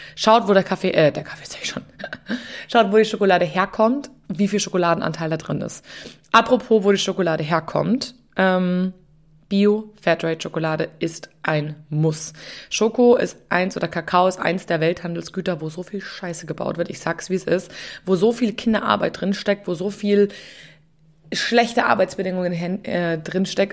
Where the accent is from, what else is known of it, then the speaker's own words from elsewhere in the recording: Munich, Bavaria, Germany; Ich war einfach nur in meiner Heimatstadt unterwegs. Und zwar bin ich durch München gereist